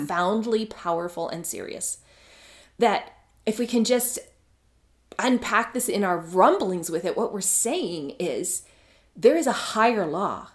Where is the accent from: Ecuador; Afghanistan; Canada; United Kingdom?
Canada; I'm Canadian.